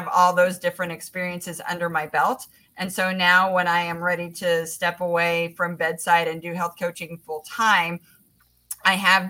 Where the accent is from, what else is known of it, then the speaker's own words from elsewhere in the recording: Indianapolis, Indiana, United States; also born or lived in Southern California; growing up in Indianapolis